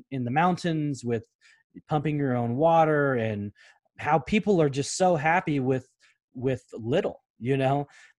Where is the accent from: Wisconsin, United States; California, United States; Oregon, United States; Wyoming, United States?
Oregon, United States; Portland; we're growing up in North Portland